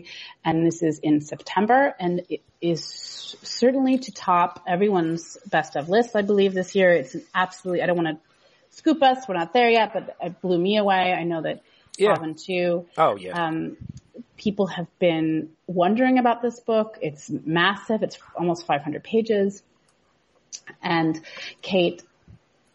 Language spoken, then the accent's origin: English; Seattle, Washington, United States; I'm from Seattle